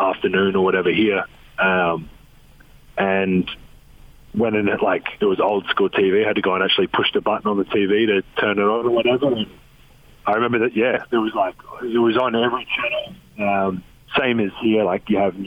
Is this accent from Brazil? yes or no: no; Australia; now in United States; I'm Australian